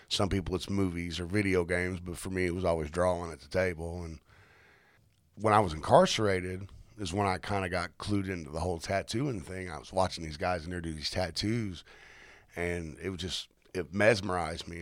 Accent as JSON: {"language": "English", "town": "Indianapolis", "region": "Indiana", "country": "United States", "tie": "born or raised there", "moved": "yes", "lives_now": "Mooresville, United States", "said": "I originally had born and raised in Fountain Square, back when it wasn't such a good spot to live."}